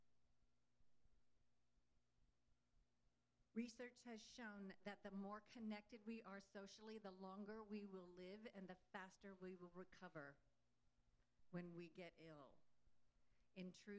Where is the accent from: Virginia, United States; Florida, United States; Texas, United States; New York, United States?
Texas, United States; Houston; we're both from Houston